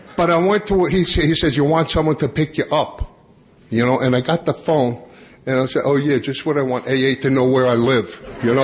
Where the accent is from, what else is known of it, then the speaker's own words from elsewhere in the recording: Long Island, New York, United States; I grew up on Long Island